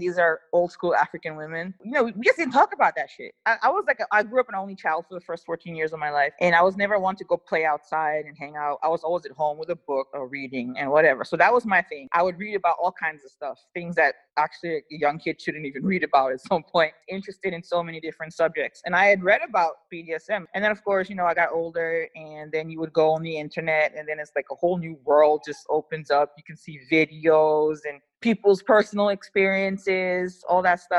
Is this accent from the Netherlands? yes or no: yes; Netherlands; also born or lived in Liberia / Lebanon; I'm Liberian and Lebanese. But I came to the Netherlands when I was about 8 or 9 months old. So I guess you could say I'm practically Dutch.